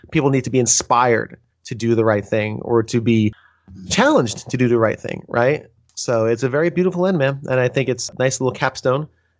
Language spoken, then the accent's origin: English; New York, United States; also born or lived in New Jersey; I'm from New York. I'm from New Jersey, New York, man. That was my life for like 15 years.